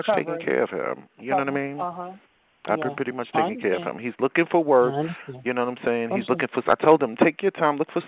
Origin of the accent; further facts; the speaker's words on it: New York City, New York, United States; we're from Brooklyn